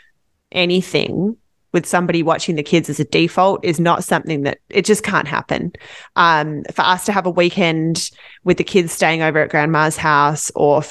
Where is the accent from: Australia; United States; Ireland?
Australia; Western Australia; moved away as an adult; now in Vancouver, Canada; I'm from Western Australia